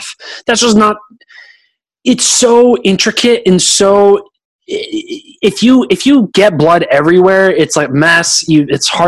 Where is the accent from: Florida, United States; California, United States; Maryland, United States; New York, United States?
California, United States; Oakland; now in Austin, United States; I'm a city kid. I came from Oakland, California